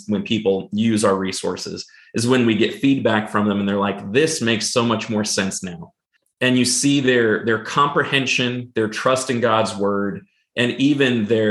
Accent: Pacific Northwest, United States; I grew up in the Pacific Northwest and on the Pacific coast.

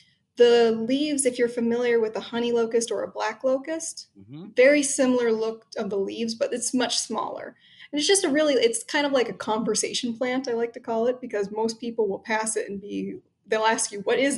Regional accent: Ontario, Canada; now in Chicago, United States; I'm actually originally from Ontario up in Canada

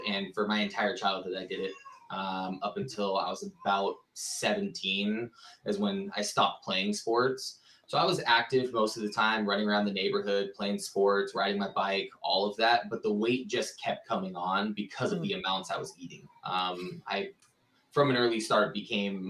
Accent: Santa Rosa, California, United States; now in Phoenix, United States; I am from Santa Rosa, California, originally

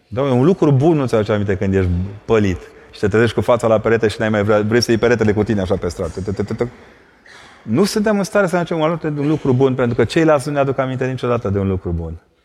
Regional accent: Brașov, Brașov County, Romania; also born or lived in Vâlcea County; eu sunt brașovean, la mine când te uitai spre munți

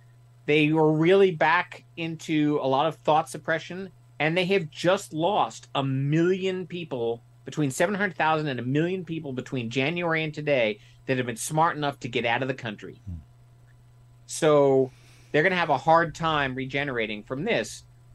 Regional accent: United States; I'm an American.

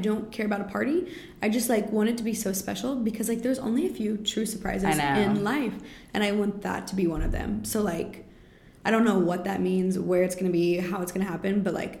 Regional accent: Arkansas, United States; they were intrigued that I was from Arkansas.

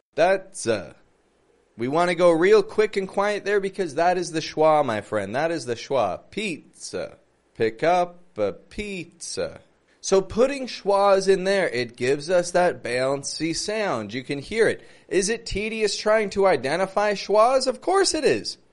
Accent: Toronto, Ontario, Canada; I'm from Toronto

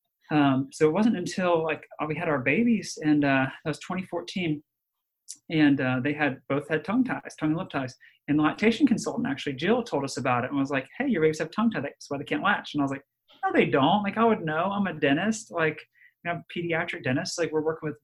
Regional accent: Dallas, Texas, United States; also born or lived in Nashville, Tennessee / Birmingham, Alabama / Ohio; now in Alabama, United States; I was born in Dallas

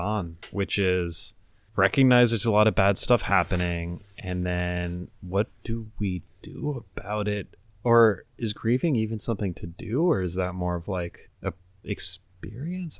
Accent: Venezuela; now in United States; I grew up in Venezuela.

